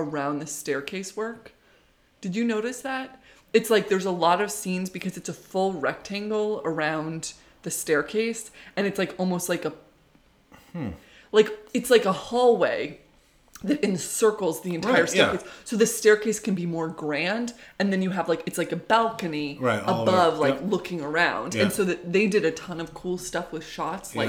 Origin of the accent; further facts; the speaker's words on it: New England, United States; I grew up in New England